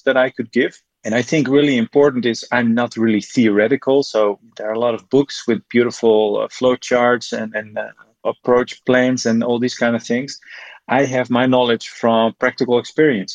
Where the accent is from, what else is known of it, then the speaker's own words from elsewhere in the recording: Netherlands; moved away as an adult; now in Slovenia; I came from Holland